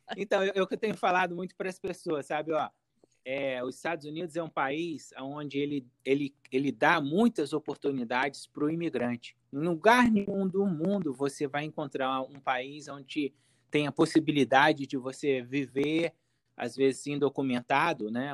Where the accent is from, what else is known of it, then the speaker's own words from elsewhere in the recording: Volta Redonda, Rio de Janeiro, Brazil; accent: carioca; moved away as an adult; now in United States; eu sou do estado do Rio, Volta Redonda, estado do Rio.